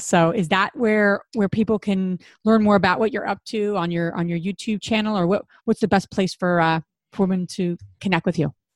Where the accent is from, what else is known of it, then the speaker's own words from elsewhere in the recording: New Jersey, United States; we're all from Jersey